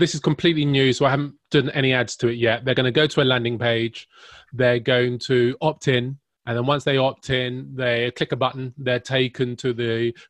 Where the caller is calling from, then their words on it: London, United Kingdom; I'm calling from London, by the way.